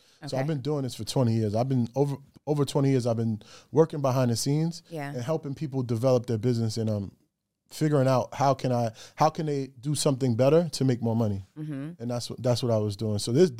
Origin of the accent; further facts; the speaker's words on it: Greenburgh, New York, United States; moved away as an adult; now in Atlanta, United States; I'm from New York. Greenberg, New York is where I lay my head for 25 years. Now I moved to the A.